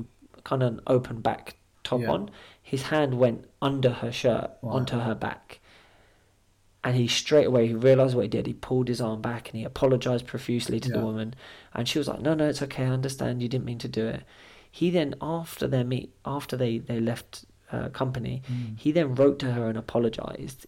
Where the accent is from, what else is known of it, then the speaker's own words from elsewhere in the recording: Scotland, United Kingdom; now in England; My whole family, we're all from Scotland